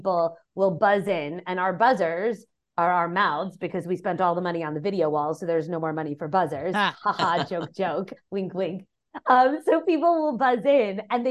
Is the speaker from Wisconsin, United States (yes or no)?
no; New York, United States; moved away; I am from New York